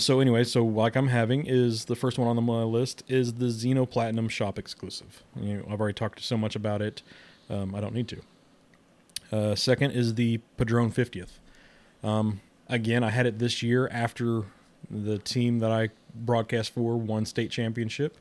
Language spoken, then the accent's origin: English; Kansas City, United States; I'm from Kansas City